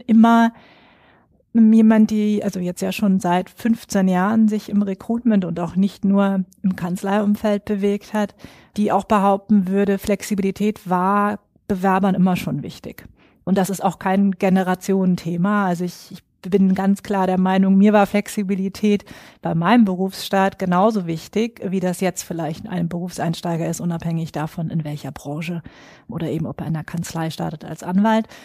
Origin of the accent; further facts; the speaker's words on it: Schwerin, Mecklenburg-Vorpommern, Germany; moved away as an adult; now in Frankfurt, Germany; bin aber eigentlich ein Nordlicht, geboren und aufgewachsen in Schwerin